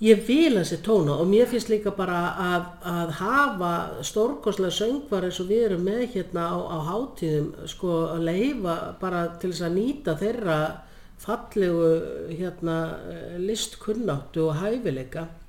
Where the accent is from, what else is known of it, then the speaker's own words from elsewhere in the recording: Laufás, Eyjafjörður, Northeastern Region, Iceland; ég er alveg upp á pressetri í Laufósi Vejafjörð